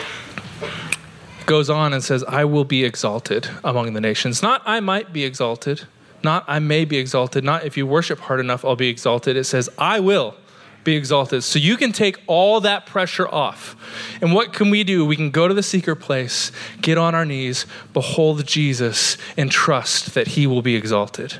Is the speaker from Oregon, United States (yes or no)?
yes; Oregon, United States; now in St. Augustine, United States; I grew up in Oregon in the mountains